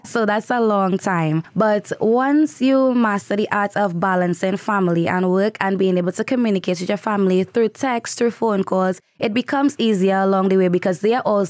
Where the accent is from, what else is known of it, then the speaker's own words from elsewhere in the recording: Trinidad & Tobago; moved away; I'm from Trinidad